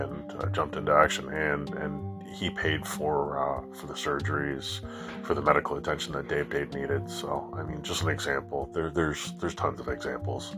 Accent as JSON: {"language": "English", "country": "Canada", "said": "Being a Canadian boy"}